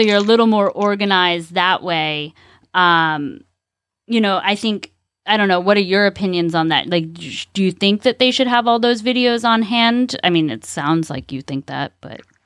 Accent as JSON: {"language": "English", "region": "California", "country": "United States", "moved": "yes", "lives_now": "Ocala, United States", "said": "I'm from California"}